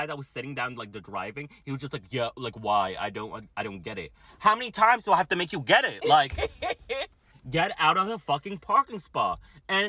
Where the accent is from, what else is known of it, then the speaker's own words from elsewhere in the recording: New Jersey, United States; I'm from Jersey